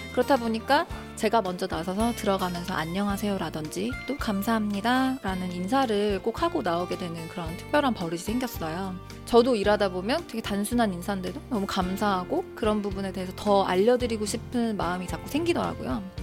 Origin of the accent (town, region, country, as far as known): South Korea; moved away as an adult; now in Hong Kong